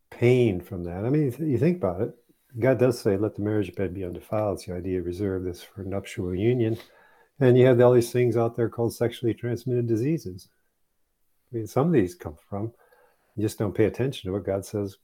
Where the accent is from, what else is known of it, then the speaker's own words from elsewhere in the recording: Saginaw, Michigan, United States; I grew up in Saginaw, Michigan.